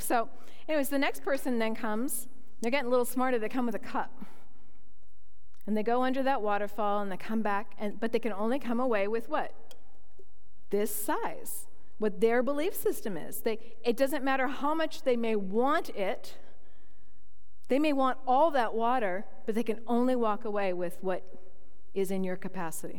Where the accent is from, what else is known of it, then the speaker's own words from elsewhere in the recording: Toronto, Ontario, Canada; moved away; also born or lived in Manitoba; I was born in Toronto, Ontario, and close to Niagara Falls.